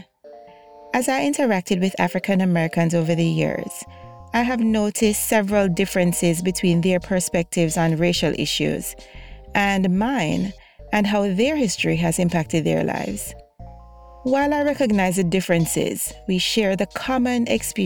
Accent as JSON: {"language": "English", "country": "Jamaica", "tie": "born or raised there", "moved": "as an adult", "lives_now": "United States", "said": "my experiences growing up in Jamaica"}